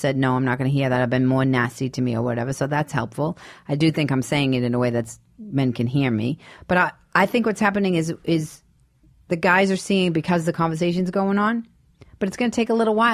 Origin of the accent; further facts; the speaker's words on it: Boston, Massachusetts, United States; moved away as an adult; I'm from Boston.